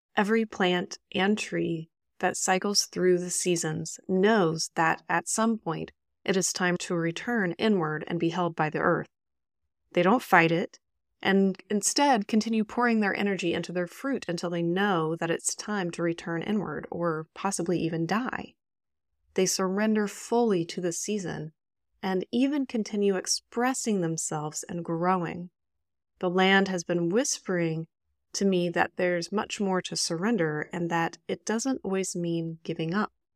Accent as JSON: {"language": "English", "town": "Indianapolis", "region": "Indiana", "country": "United States", "tie": "born or raised there", "said": "my hometown, which is native Miamiaki land, Kickapoo land in Indianapolis, Indiana"}